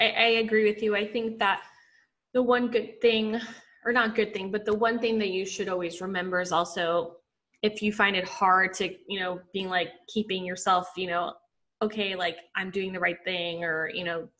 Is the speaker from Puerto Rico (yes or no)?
yes; Puerto Rico; now in New York, United States; growing up in Puerto Rico